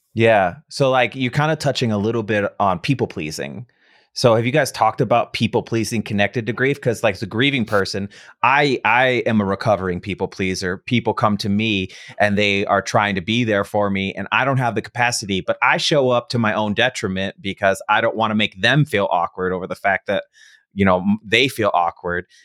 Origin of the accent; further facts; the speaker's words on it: Midwest, United States; moved away; I grew up in the Midwest